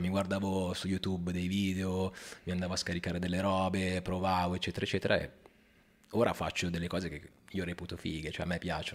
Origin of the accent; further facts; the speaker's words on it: Milan, Lombardy, Italy; Milanese, però mamma è calabrese